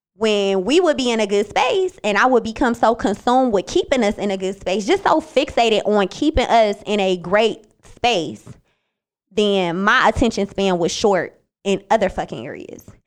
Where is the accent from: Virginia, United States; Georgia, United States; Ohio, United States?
Ohio, United States; Cleveland; also born or lived in Bowling Green, Ohio; when I came back from Bowling Green and I went to Cleveland